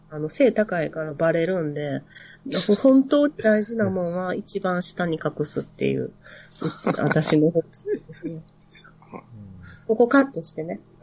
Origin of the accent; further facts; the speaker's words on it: Nara, Japan; accent: Kansai dialect; 私あの、奈良 出身なんですけど